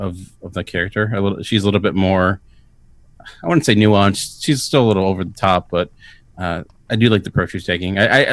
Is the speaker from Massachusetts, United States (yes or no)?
no; Pennsylvania, United States; I grew up in Pennsylvania